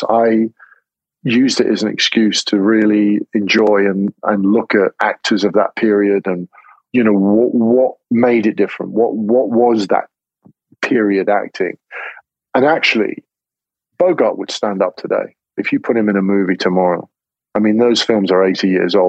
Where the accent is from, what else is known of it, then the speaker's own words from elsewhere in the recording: England, United Kingdom; I'm English